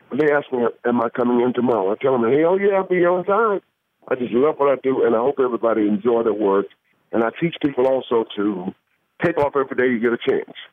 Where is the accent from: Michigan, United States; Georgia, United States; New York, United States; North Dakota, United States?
Georgia, United States; Atlanta; I'm from Atlanta, Georgia.